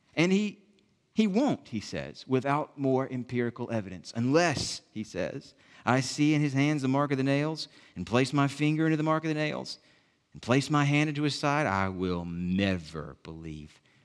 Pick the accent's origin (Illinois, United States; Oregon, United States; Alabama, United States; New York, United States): Alabama, United States; Southwest; moved away; in the village where I grew up in Southwest Alabama